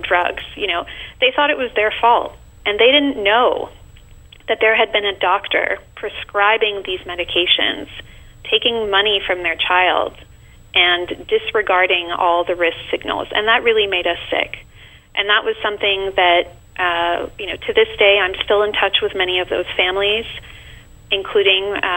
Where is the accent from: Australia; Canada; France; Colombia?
France; now in New York City, United States; I'm originally from France.